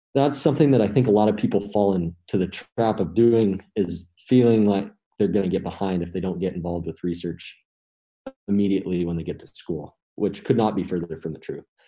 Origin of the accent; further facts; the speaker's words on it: Missoula, Montana, United States; I'm a senior from Missoula, Montana